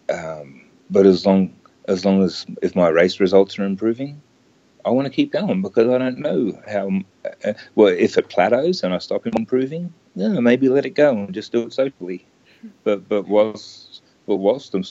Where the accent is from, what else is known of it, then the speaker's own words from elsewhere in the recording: Queensland, Australia; I grew up in Queensland